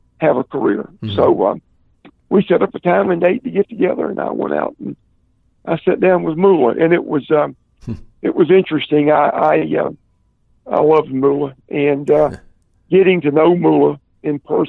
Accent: Columbia, South Carolina, United States; Columbia, my hometown

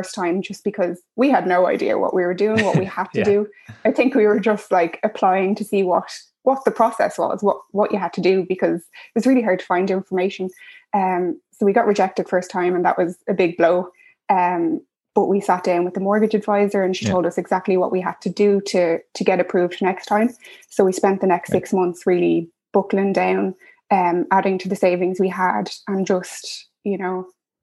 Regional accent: Dublin, Leinster, Ireland; I'm originally from Dublin

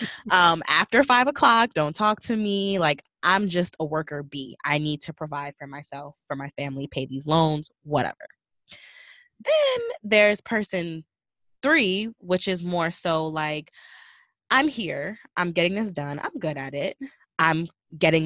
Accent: Northeast Coast, United States; I'm from the Northeast Coast

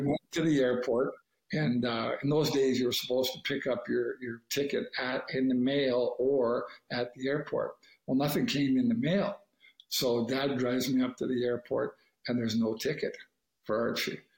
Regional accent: Canada; I'm Canadian

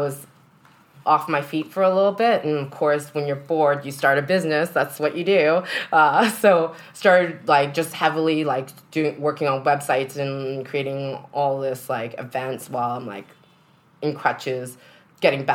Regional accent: Canada; moved away; I'm still Canadian.

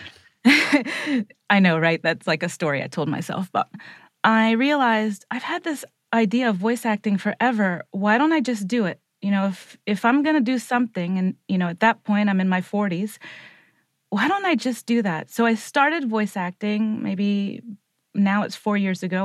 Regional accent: Puerto Rico; I'm like a Puerto Rican, s, white appearing girl

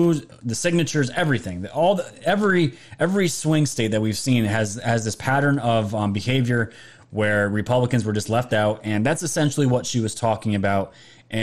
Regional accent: New York, United States; I'm from New York

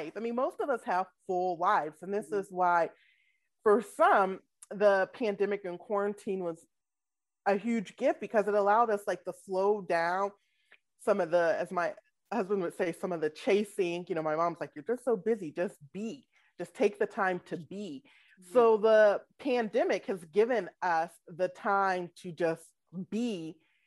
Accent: Atlanta, Georgia, United States; moved away as an adult; also born or lived in Washington, District of Columbia, United States / Alabama; now in Minneapolis, United States; I'm born and raised in Atlanta

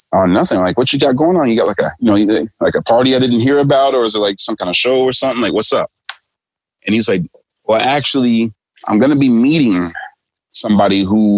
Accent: United States; moved away; I'm American

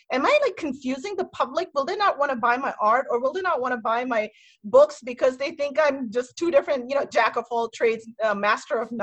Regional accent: Metro DC area, Maryland, United States; moved away as an adult; now in Indiana, United States; I'm here in my hometown, I guess I'm in Maryland

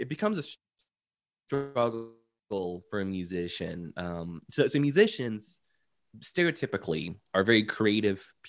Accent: Orlando, Florida, United States; I was born and raised in Orlando

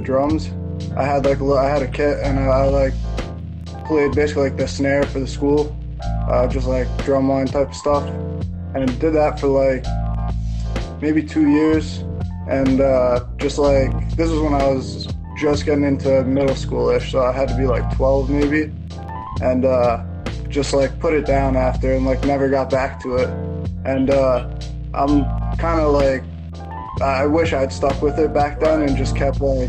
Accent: New Jersey, United States; I'm from New Jersey, not too far from the city

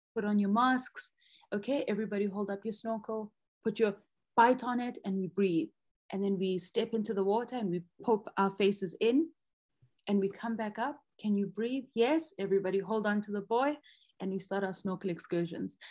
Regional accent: Soweto, Gauteng, South Africa; I grew up in Soweto, which is like a landlocked area here in South Africa in the province of Gauteng.

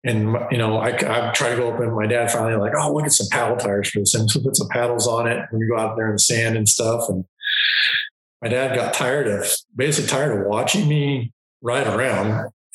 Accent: Longview, Washington, United States; I was raised in Southwest Washington, just north of Portland, Oregon, a little town called Longview

